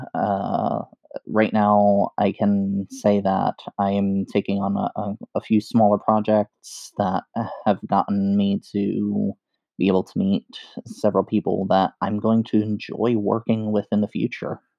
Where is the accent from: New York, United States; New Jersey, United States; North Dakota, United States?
New York, United States; New York City; I grew up in the Bronx, New York